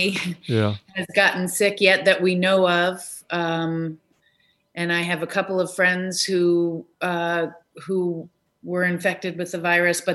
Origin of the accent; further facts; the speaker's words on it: Newton, Massachusetts, United States; moved away as an adult; also born or lived in Chicago; I grew up in Newton, which is true